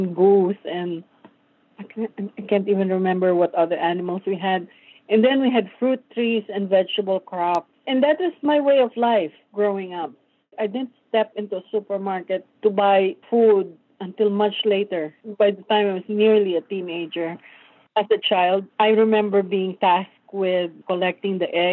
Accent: Tarlac, Central Luzon, Philippines; moved away as an adult; also born or lived in Manila, Philippines; now in New Jersey, United States; I grew up in a very rural agricultural province. Tarlac was my home province. I was raised in Tarlac up to high school.

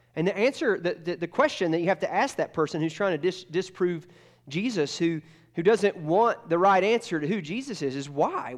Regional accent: Georgia, United States; moved away; I grew up in Georgia

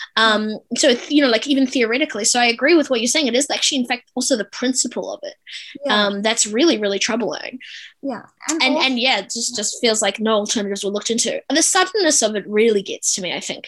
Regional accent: South Africa; now in New Zealand; I'm a South African immigrant

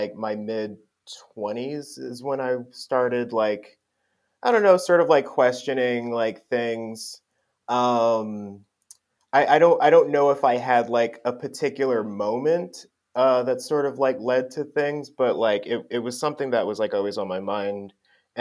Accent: Willingboro, New Jersey, United States; moved away as an adult; now in Philadelphia, United States; I grew up in New Jersey in a town called Willingboro

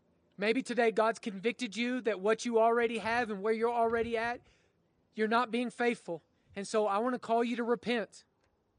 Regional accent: Oklahoma, United States; I grew up in Oklahoma

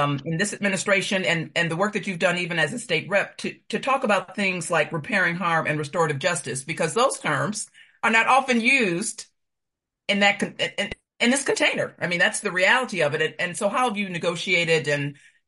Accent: Chicago, Illinois, United States; I grew up on the South Side

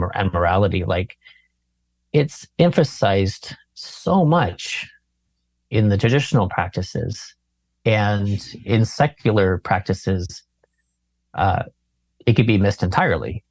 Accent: Berkeley, California, United States; I grew up around Berkeley.

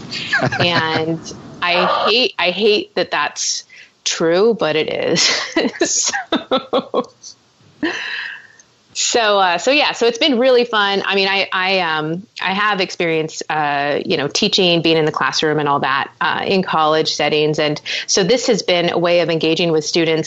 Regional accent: Orange County, California, United States; now in Los Angeles, United States; I'm from Orange County, which is where UC Irvine is located

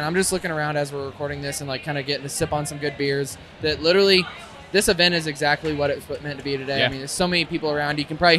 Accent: United States; I also love maple and I love bacon, of course, because I'm American.

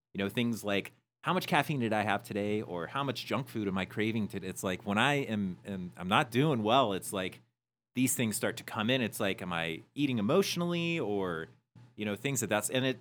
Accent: Peoria, Arizona, United States; we came from Peoria, Arizona

